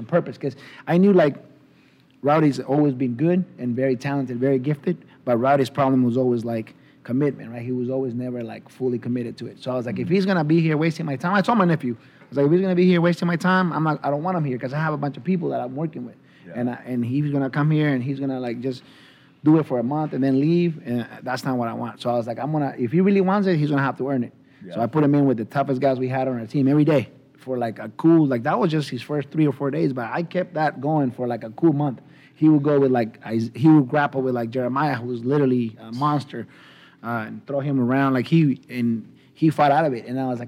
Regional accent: San Francisco, California, United States; Yeah, I'm from San Francisco, baby.

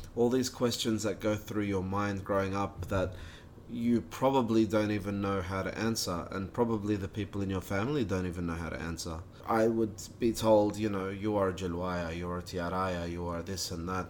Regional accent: Sydney, New South Wales, Australia; I was born in Australia. My family came from Iraq via Kuwait.

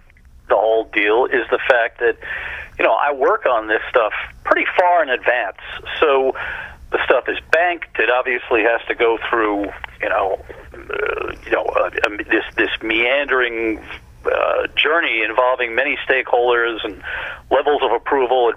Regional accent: New York area, United States; I grew up in the New York area. I still live in the New York area

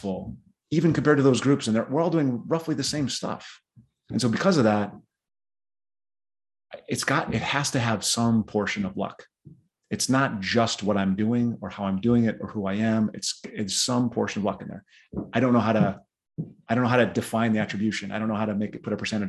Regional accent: South Dakota, United States; I grew up in South Dakota

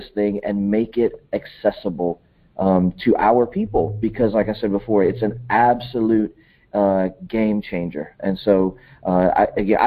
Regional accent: South Louisiana, United States; I grew up in South Louisiana, Cajun country

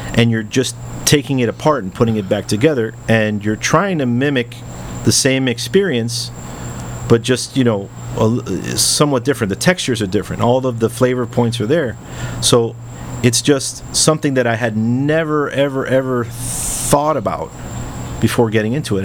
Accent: Miami, Florida, United States; first language English; I grew up in Westchester

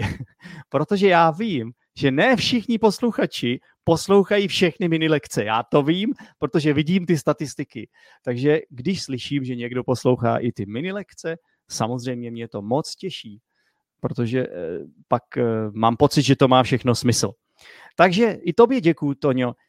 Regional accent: United States; Czech is a second language; now in Czech Republic; z Ameriky. Učím se česky, protože bydlím v Česku

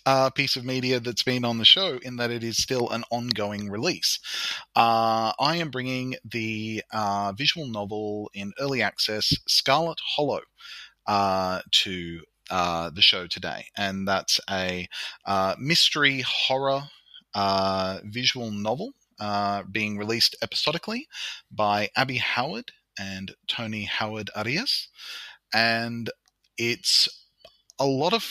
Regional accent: New South Wales, Australia; I'm a librarian from New South Wales in Australia

